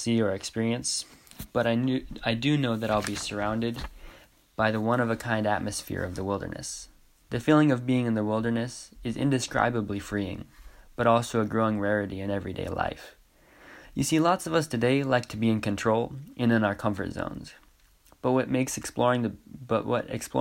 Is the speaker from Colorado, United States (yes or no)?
no; Hope, Idaho, United States; I'm from Hope, Idaho, and I just graduated from Clark Fork High School